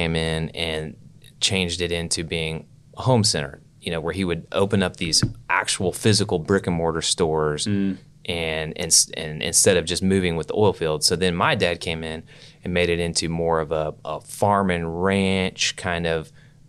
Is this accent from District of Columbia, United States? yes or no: no; Oklahoma City, Oklahoma, United States; Yeah, I grew up in Oklahoma City, like Northwest 39th in Portland area.